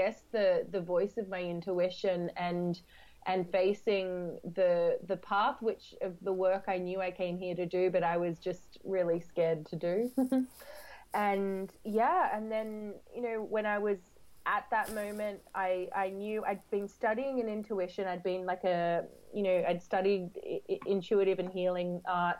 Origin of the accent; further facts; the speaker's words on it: Australia; moved away as an adult; now in London, United Kingdom; I grew up in Australia